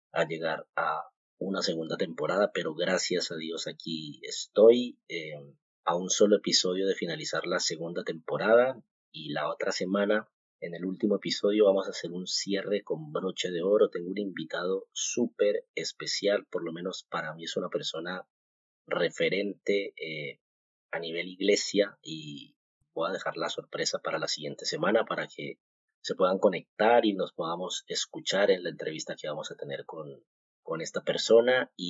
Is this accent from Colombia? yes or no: yes; Colombia; moved away as an adult; now in Spain; pues porque yo vengo de Colombia